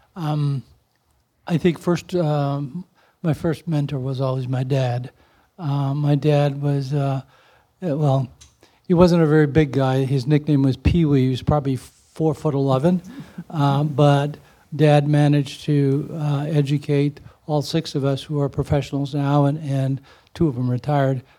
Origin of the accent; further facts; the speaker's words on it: East Chicago, Indiana, United States; as a child growing up in East Chicago and going through the, the, um, school system there